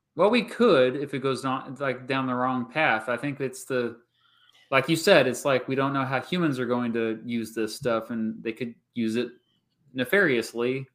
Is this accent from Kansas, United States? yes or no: yes; Kansas, United States; I'm from Kansas